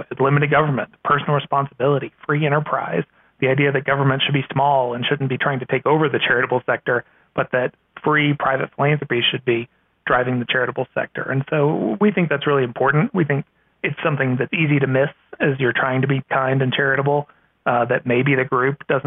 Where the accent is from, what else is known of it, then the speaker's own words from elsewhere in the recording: Virginia, United States; My home state of Virginia